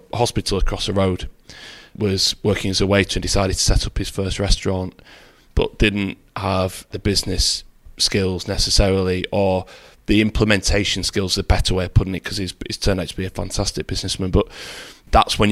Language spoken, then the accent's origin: English; Oldham, North West England, United Kingdom; also born or lived in Wigan; I was born in Oldham, raised in Oldham